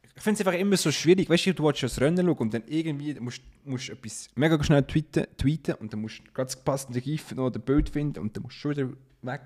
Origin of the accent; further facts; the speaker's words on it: Switzerland; accent: Swiss German; wir dann untereinander Schweizerdeutsch reden